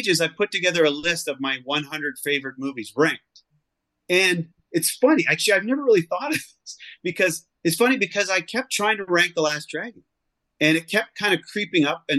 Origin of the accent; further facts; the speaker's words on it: Canada; I grew up in Canada